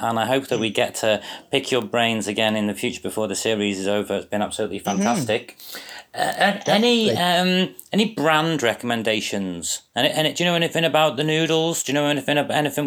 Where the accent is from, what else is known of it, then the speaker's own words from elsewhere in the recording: Wales, United Kingdom; as a Welshman, a proud Welshman